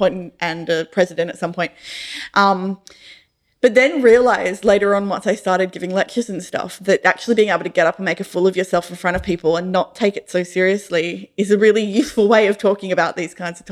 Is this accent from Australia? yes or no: yes; Rockingham, Western Australia, Australia; I grew up in Rockingham